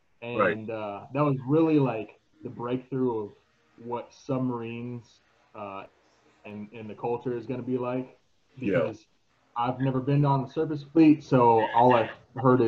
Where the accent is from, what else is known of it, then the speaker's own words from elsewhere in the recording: Florida, United States; moved away as an adult; also born or lived in Washington; I grew up in Florida